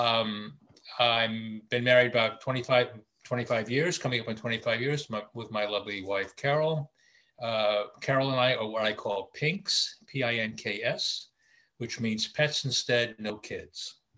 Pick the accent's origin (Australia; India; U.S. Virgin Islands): U.S. Virgin Islands; Charlotte Amalie; I grew up in the Virgin Islands in the Caribbean in, in St. Thomas.